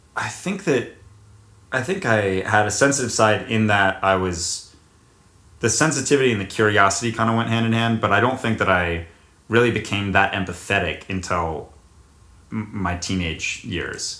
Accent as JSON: {"language": "English", "town": "Charlotte", "region": "North Carolina", "country": "United States", "tie": "born or raised there", "said": "I was born at the Presbyterian Hospital in Charlotte, North Carolina, and I lived at the house on Westfield Road until second grade when I moved to 1111 Linganore Place"}